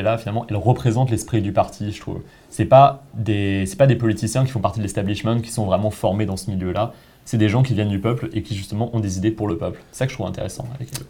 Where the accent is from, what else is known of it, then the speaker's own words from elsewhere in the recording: France; now in Quebec, Canada; je viens de la France